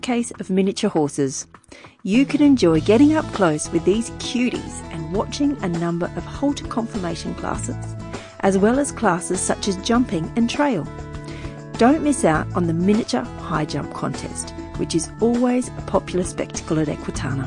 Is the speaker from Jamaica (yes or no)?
no; Wiradjuri country, New South Wales, Australia; now in Brisbane, Australia; I was born in Wiradjuri country